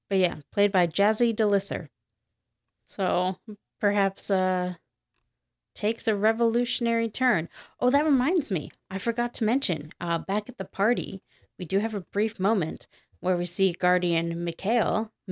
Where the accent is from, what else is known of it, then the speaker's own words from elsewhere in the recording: United States; I'm American